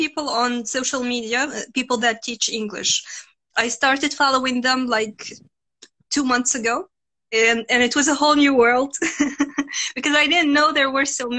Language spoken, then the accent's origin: English; Mauritania; accent: French; English is a second language; now in Russia; I'm from Russia and from Mauritania. So I'm mixed. My dad is from Mauritania. I grew up there. Then I came here to Russia. And I've been living here for approximately 10 years.